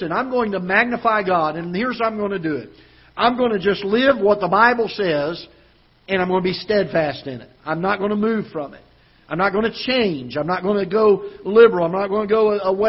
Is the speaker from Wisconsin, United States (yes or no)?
no; Florida, United States; now in Festus, United States; growing up in Florida, we had hurricanes down there quite often when I was growing up